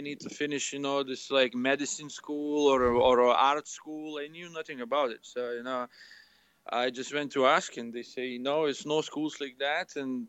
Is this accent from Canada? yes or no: no; Lithuania; English is a second language; Back in Lithuania. It's my place.